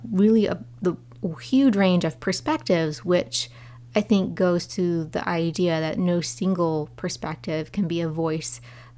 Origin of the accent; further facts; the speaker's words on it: Appalachian Ohio and northern Kentucky, United States; where I'm from, which is Appalachian, Ohio, and northern Kentucky.